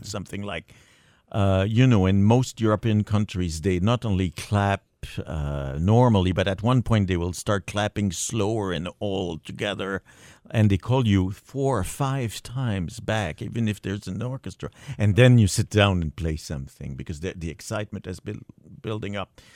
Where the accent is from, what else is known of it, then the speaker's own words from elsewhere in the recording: Montreal, Quebec, Canada; I was brought up in Montreal